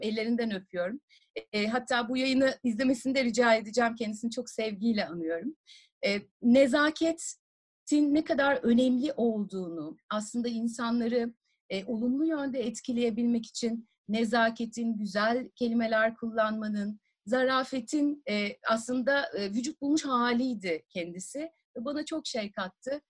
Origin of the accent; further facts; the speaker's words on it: Tarsus, Mersin, Turkey; also born or lived in Adana; Tarsus'ta doğdum büyüdüm